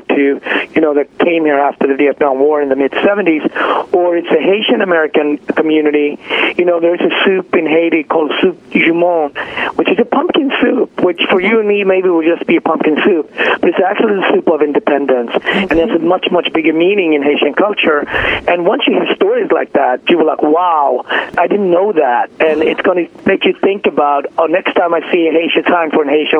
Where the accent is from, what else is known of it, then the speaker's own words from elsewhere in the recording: Sweden; moved away as an adult; also born or lived in Ethiopia; now in New York, United States; I was born in Ethiopia and raised in Sweden and came to this country in my early 20s.